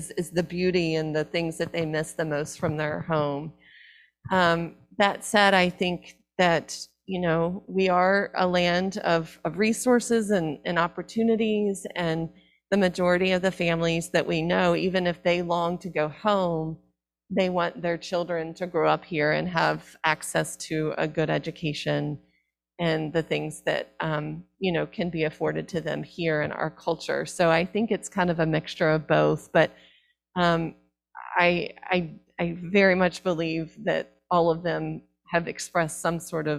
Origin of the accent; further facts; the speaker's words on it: the South, United States; I'm from the South